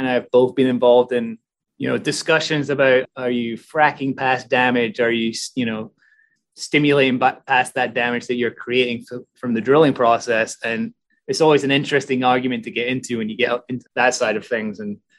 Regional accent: Germany; born there; also born or lived in Aberdeen / Edinburgh; So originally born in Germany, raised as an army brat, I guess, before ending up in Aberdeen through my dad. Oh, I ended up in Scotland through my dad. So I went to college in Edinburgh

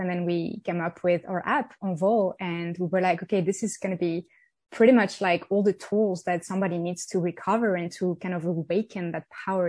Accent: France; I come from France. I'm French. I grew up in the south of France, and I had a lovely childhood there.

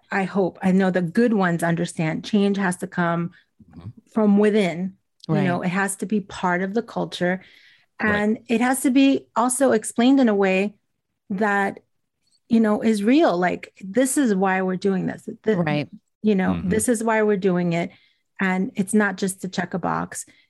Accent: Elizabeth, New Jersey, United States; Because I grew up in New Jersey, in Elizabeth, and my family was from Cuba.

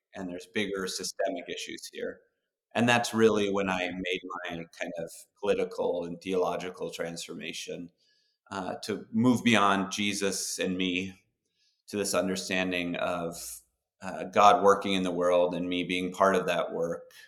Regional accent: Duluth, Minnesota, United States; we grew up in Duluth, Minnesota

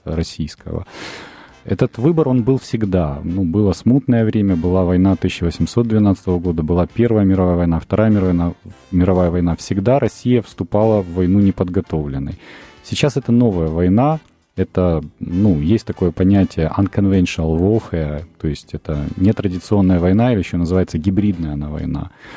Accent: Dnipro, Dnipropetrovsk Oblast, Ukraine; мой родной город Днепропетровск, а я сам родом из Днепропетровска

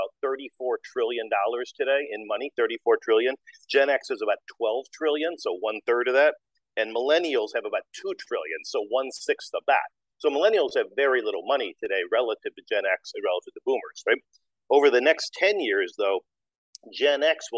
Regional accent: Detroit, Michigan, United States; moved away as an adult; also born or lived in New York / London / Frankfurt / Mexico; I grew up in Detroit, Michigan

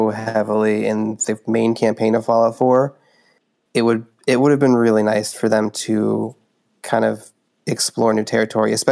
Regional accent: Maine, United States; I grew up in Maine.

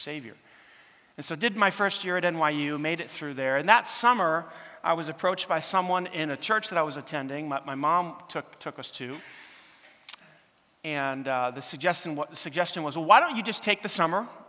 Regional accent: New York City, New York, United States; moved away; growing up in New York City, there's a lot of lights around the clock

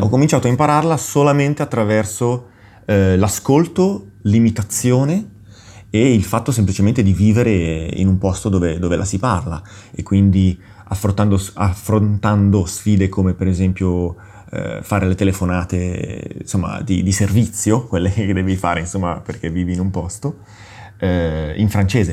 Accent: Milan, Lombardy, Italy; sono nato a Milano e in una famiglia, sono cresciuto in una famiglia completamente monolingue.

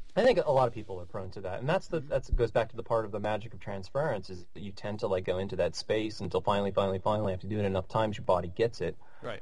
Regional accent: United States; average uh, middle class white American guy

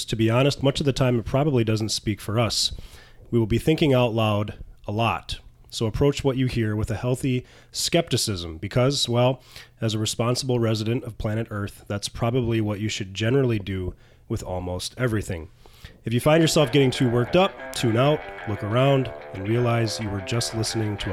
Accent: Michigan, United States; growing up in Michigan

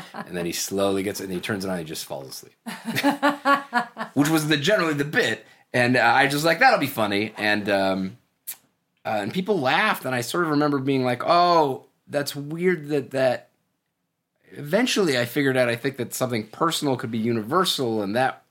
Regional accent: Toronto, Ontario, Canada; Toronto, Canada.

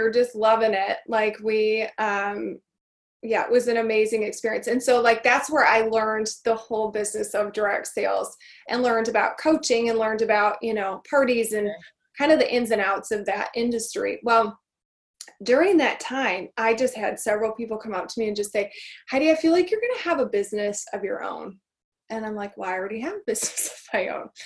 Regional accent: Michigan, United States; born or raised there

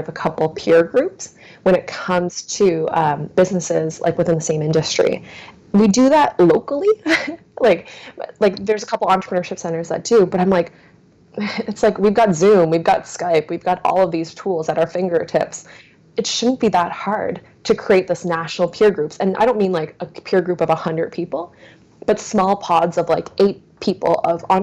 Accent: New Brunswick, Canada; I grew up in New Brunswick pretty much all of my life

